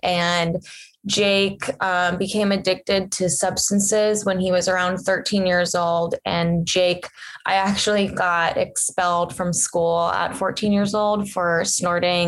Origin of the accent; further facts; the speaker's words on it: Cincinnati, Ohio, United States; I grew up in Ohio in a town in Cincinnati.